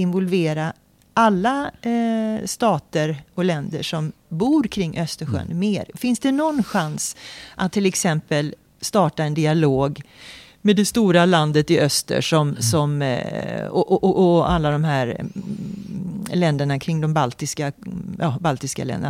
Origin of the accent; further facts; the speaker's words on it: Sweden; som vanlig svensk medborgare